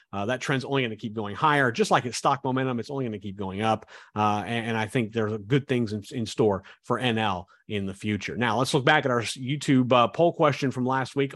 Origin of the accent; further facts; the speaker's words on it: Kansas, United States; I grew up in Kansas